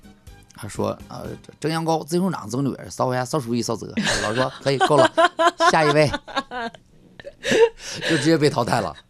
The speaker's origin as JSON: {"language": "Chinese", "region": "Northeast China", "country": "China", "accent": "Northeastern Mandarin", "said": "是动不动跑出一句东北话来，我自己很无意的流露。"}